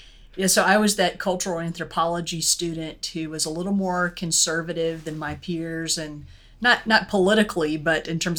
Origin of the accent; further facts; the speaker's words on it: Pensacola, Florida, United States; I'm from the Gulf Coast, actually, out along the Gulf of Mexico in Pensacola, Florida, the home of the Blue Angels and the whitest sand that I've ever seen.